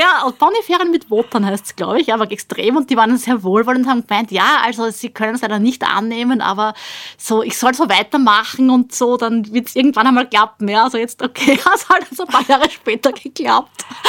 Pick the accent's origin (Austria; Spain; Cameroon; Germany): Austria; bei uns in Österreich